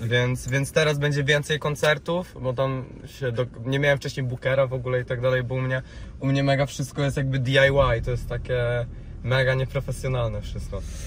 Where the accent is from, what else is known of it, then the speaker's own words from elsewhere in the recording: Rzeszów, Subcarpathian Voivodeship, Poland; now in Warsaw, Poland; u mnie w Rzeszowie, e, bo ja jestem z Rzeszowa, Okej. E, w sensie teraz mieszkam w Warszawie, ale no oryginalnie jestem z Rzeszowa